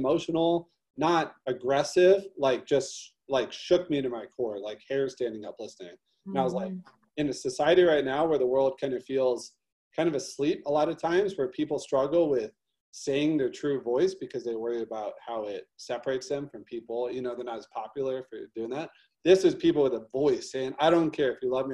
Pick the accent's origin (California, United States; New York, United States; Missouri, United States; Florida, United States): Missouri, United States; St. Louis; I'm from St. Louis, huge racial divide in St. Louis. I grew up